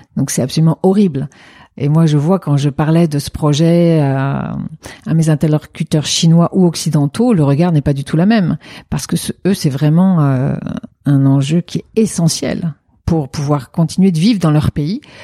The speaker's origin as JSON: {"language": "French", "country": "France", "also_born_or_lived": "China", "moved": "yes", "said": "en tant que française"}